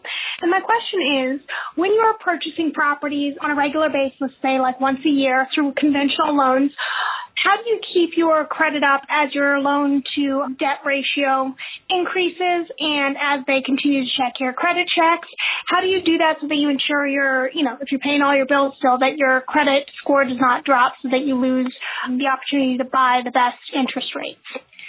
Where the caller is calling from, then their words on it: New York City, New York, United States; I'm calling from Brooklyn, New York.